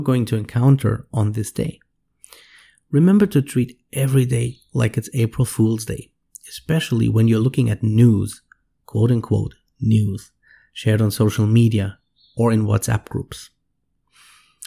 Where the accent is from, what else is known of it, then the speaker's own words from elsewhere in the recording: Siegen, North Rhine-Westphalia, Germany; now in Monterrey, Mexico; my hometown, Siegen in Germany